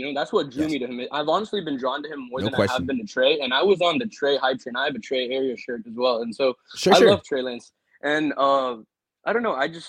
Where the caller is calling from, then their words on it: New York, United States; I'm calling from New York, actually. So I'm outside of California right now, but I'm from.